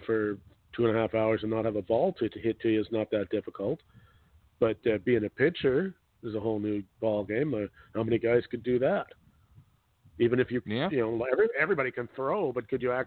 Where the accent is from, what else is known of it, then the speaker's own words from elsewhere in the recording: Canada; Being a Canadian